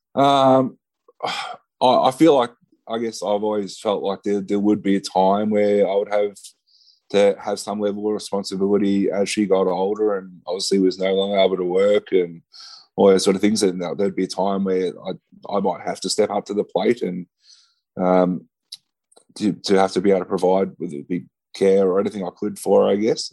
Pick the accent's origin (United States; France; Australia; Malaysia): Australia; Ballarat, Victoria; moved away; moved uh, uh, back down to my hometown in Ballarat